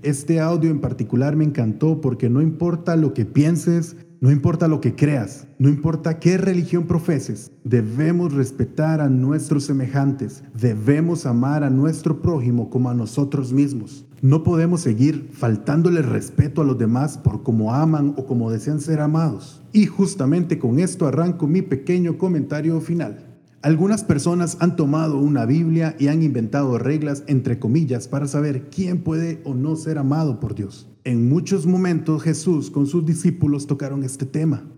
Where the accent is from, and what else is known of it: Colombia